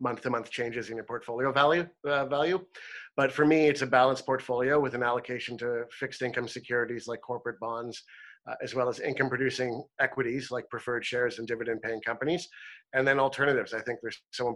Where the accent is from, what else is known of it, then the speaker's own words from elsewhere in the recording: Toronto, Ontario, Canada; moved away as an adult; now in British Columbia, Canada; I'm from Ontario. I moved from Toronto just a few years ago, and I'm so proud to live in British Columbia.